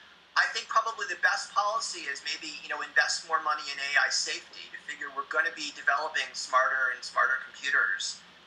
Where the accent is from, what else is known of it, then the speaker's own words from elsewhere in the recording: United States; I'm an American